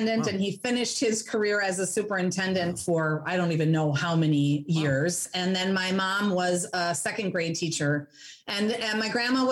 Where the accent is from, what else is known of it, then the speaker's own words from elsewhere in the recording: Hastings, Minnesota, United States; moved away as an adult; also born or lived in Germany / Wisconsin; now in Madison, United States; I grew up in the Twin Cities, so in Hastings in Minnesota.